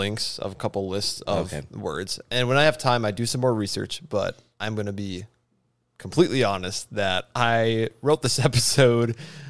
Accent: United States; We're American.

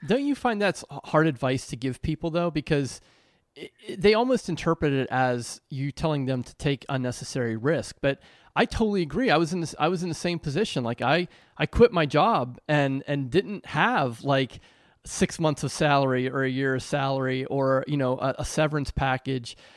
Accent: Pennsylvania, United States; moved away; also born or lived in New Jersey; I was born and raised in Pennsylvania

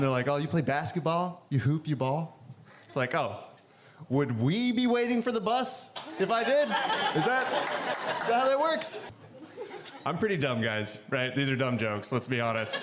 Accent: the Bible Belt, United States; now in Portland, United States; I grew up in the Bible Belt

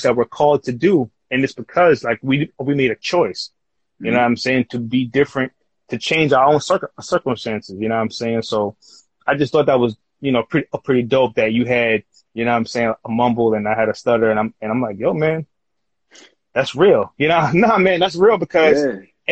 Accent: New York City, New York, United States; Growing up as a kid, growing up in Queens

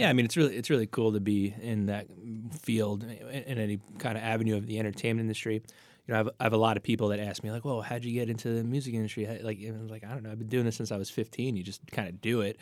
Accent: New York City, New York, United States; moved away as an adult; also born or lived in New Jersey; I'm a Staten Islander

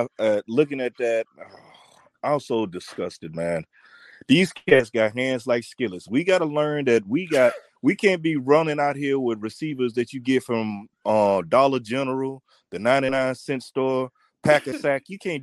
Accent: Shreveport, Louisiana, United States; now in San Diego, United States; I'm from Shreveport.

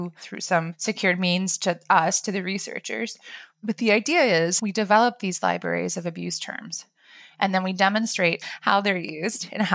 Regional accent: Iowa, United States; I'm from Iowa.

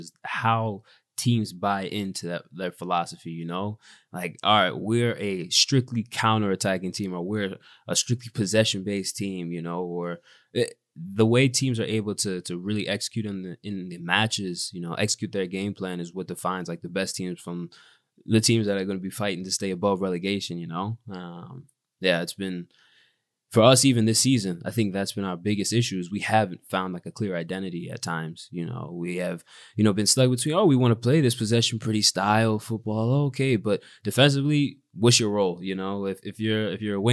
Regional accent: United States; moved away as an adult; now in Belgium; I'm American

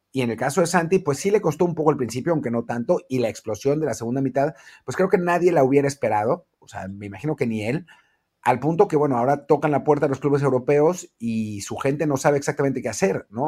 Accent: Mexico

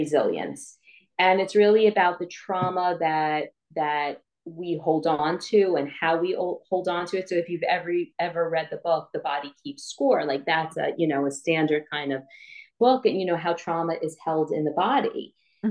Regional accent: New York, United States; I'm from New York and I can't pronounce my H's

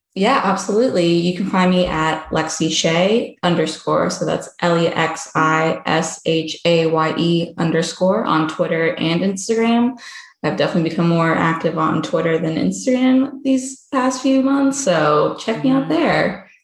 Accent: Jacksonville, Florida, United States; moved away as an adult; I grew up in Jacksonville, so that's basically southern Georgia

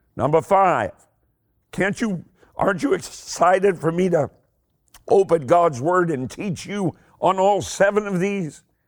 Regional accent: Eastern Kentucky, United States; I'm, I'm from Eastern Kentucky. I talk really, really slowly

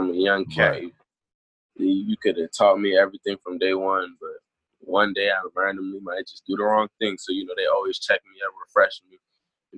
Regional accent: Prince George's County, Maryland, United States; I'm from Maryland

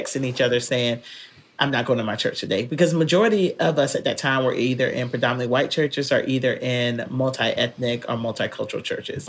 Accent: North Carolina, United States; now in Texas, United States; growing up in North Carolina

